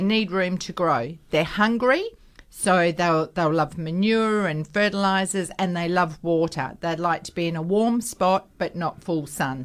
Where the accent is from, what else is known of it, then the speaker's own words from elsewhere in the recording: Perth, Western Australia, Australia; when we grew up in North Beach, we had a vacant block next door to us